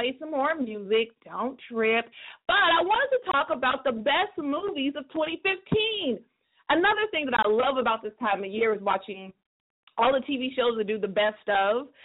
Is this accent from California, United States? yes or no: yes; California, United States; I'm from California